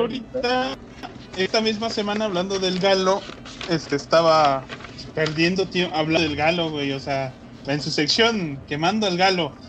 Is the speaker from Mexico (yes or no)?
yes; Mexico; moved away; estos son de mi tierra, güey. Bueno, no tan de mi tierra